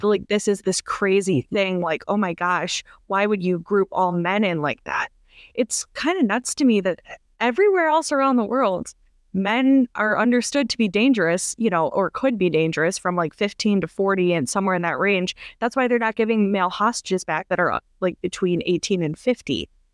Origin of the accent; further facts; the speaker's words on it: Minneapolis, Minnesota, United States; I'm from Minneapolis